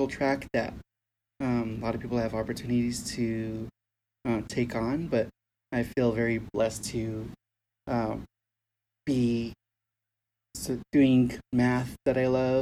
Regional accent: New Mexico, United States; also born or lived in Arizona; I grew up here in New Mexico

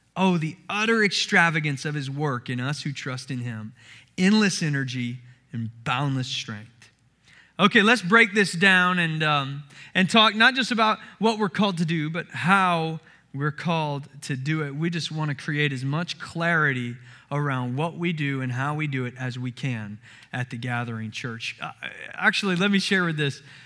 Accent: Summerville, South Carolina, United States; moved away; I grew up in the Southeast and in the Bible Belt, in the deep Bible Belt of Somerville, South Carolina

